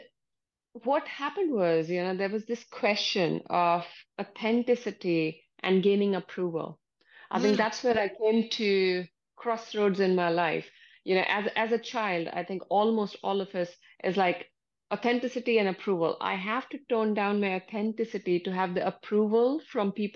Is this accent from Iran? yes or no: no; India; moved away as an adult; now in United Kingdom; I come from India originally.